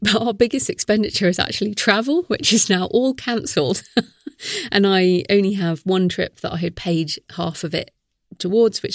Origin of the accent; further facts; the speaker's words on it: United Kingdom; we're British